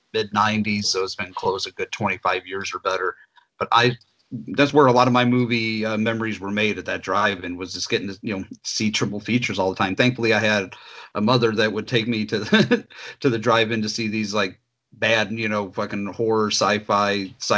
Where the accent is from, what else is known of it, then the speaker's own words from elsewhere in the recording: Hammond, Indiana, United States; the Hammond Highland area where I grew up in Indiana.